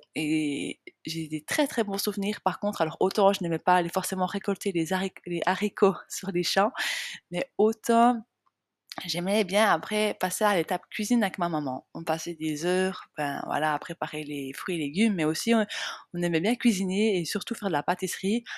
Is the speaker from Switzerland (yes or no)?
yes; small village in the Jura mountains, Switzerland; now in Biel/Bienne, Switzerland; j'ai grandi dans un tout petit village euh, de entre 40 et 60 habitants. Euh, c'est un petit village qui est, j'allais dire dans les montagnes. Enfin, c'est pas vraiment dans les montagnes, mais c'est dans le massif jurassien